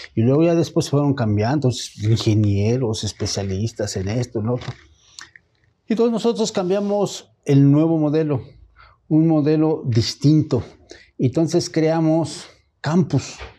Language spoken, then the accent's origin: Spanish; Mexico; lo que somos mexicanos